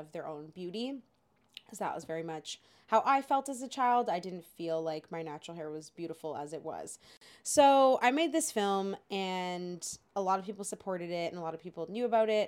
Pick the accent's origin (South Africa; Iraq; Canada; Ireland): Canada; when we were growing up, as we said, we had Degrassi